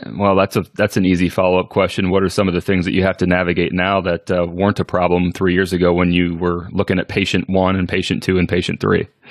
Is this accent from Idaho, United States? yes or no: no; Northwest Iowa, United States; I'm from Northwest Iowa as well